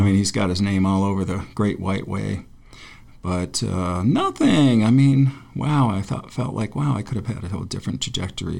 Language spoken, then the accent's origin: English; Forestville, New York, United States; my hometown, which is like a frozen little shithole in western New York on the Great Lakes